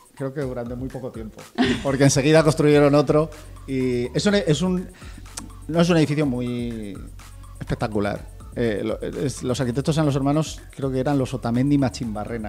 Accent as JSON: {"language": "Spanish", "town": "Almería", "region": "Andalusia", "country": "Spain", "said": "yo soy de Almería, que es una ciudad donde hace bueno"}